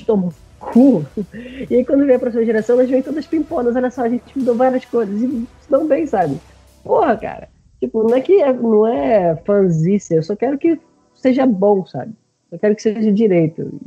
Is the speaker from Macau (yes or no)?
no; Brazil